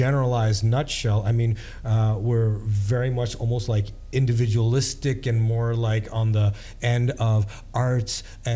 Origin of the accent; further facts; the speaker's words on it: Champaign, Illinois, United States; I was born in Champaign, Illinois, and born and raised there